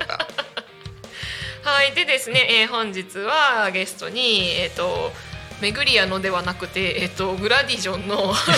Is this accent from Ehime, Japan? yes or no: no; Chiba, Japan; 千葉育ち